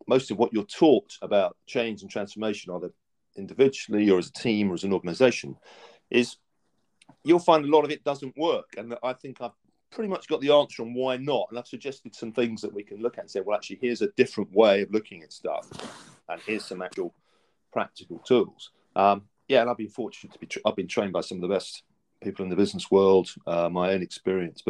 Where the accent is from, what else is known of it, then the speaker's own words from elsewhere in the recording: Essex, East of England, United Kingdom; I was brought up in Essex, just east of London